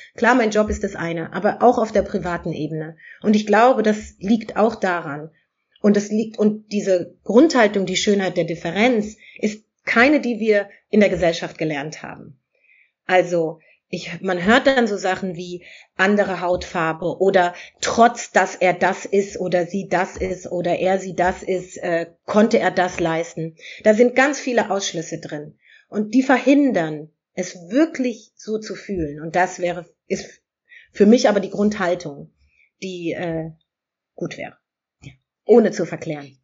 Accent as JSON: {"language": "German", "country": "Germany", "tie": "born or raised there", "said": "hier in Europa geboren, in Deutschland geboren zu sein"}